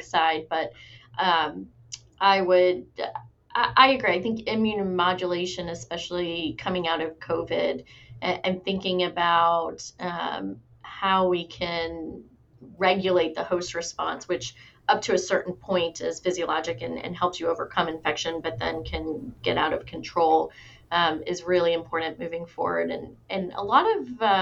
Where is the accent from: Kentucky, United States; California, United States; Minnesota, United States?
Kentucky, United States; I'm from Kentucky